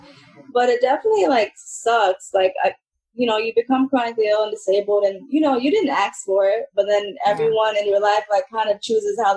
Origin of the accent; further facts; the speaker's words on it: Middletown, New York, United States; I grew up in here in Middletown, New York, you know, where I still am today